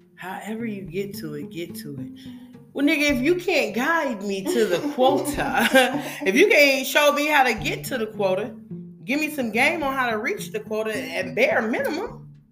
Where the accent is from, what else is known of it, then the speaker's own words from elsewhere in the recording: West Coast, United States; I'm from the West Coast